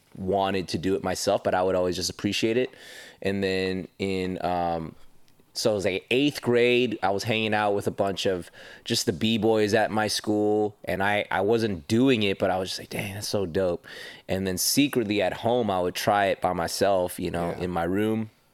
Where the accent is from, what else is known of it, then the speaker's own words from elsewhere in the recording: Los Angeles, California, United States; also born or lived in Panorama City, California / Las Vegas; I was born in Panorama City, lived my childhood in Northridge, California